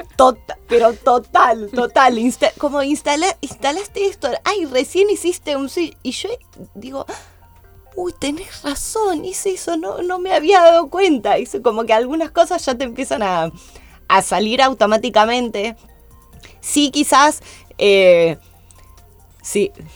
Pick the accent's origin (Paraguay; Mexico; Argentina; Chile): Argentina; Soy la única argentina en formar parte de su equipo en Estados Unidos